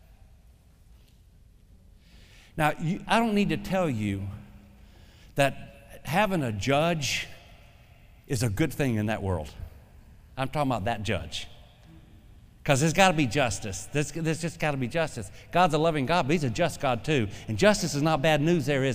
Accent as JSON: {"language": "English", "region": "the South", "country": "United States", "said": "I'm a Southerner"}